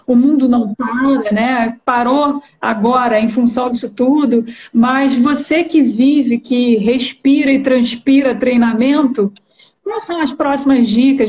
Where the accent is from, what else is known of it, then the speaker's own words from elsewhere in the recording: Baixada Fluminense, Rio de Janeiro, Brazil; eu vim da Baixada Fluminense